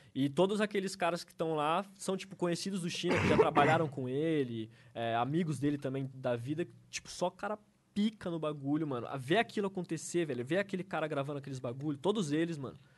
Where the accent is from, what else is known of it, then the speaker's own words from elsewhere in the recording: Avaré, São Paulo, Brazil; moved away as an adult; now in São Paulo, Brazil; durante toda a minha adolescência, infância, lá, lá em Avaré, quando eu morava com meus pais